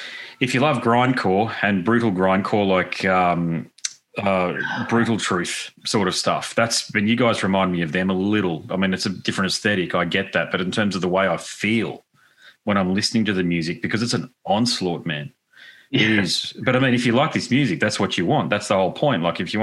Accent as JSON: {"language": "English", "town": "Gold Coast", "region": "Queensland", "country": "Australia", "said": "Goldie, Gold Coast."}